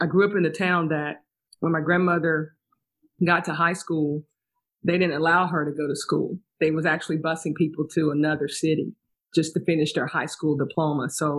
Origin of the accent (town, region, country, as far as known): East Tennessee, United States; born or raised there; moved away